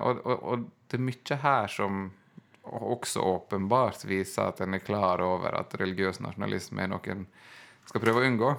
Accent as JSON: {"language": "Norwegian", "town": "Ørsta", "region": "Møre og Romsdal", "country": "Norway", "tie": "born or raised there", "moved": "yes", "said": "hjemme i Ørsta, der jeg kommer fra"}